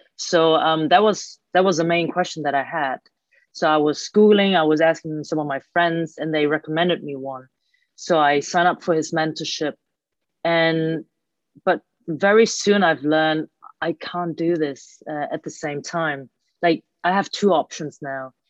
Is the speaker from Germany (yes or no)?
yes; Germany; I was born and raised in Germany by Hong Kong Chinese parents